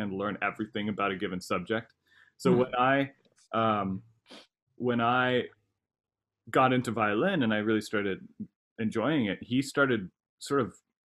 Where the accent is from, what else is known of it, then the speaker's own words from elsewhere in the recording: San Luis Obispo, California, United States; I grew up in San Luis Obispo